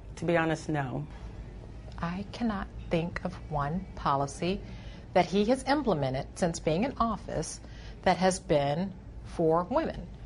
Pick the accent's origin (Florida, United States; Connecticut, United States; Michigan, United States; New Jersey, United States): Michigan, United States; I grew up in Michigan